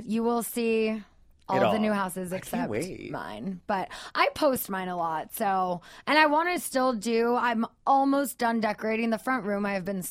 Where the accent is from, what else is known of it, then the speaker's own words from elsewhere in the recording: the Valley, Southern California, United States; as a girl growing up in Southern California in the Valley